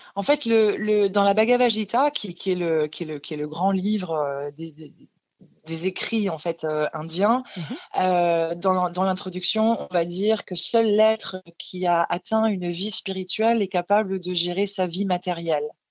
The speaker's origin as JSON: {"language": "French", "area": "Alsace", "region": "Grand Est", "country": "France", "tie": "born or raised there", "said": "j'ai grandi en Alsace"}